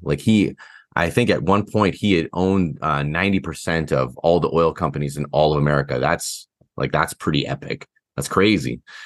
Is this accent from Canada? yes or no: yes; Canada; I'm so Canadian